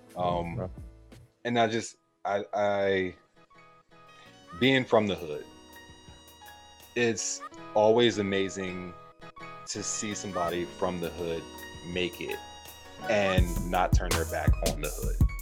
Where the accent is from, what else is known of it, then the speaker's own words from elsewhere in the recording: Pennsylvania, United States; I'm from Pennsylvania, so like just northeastern tie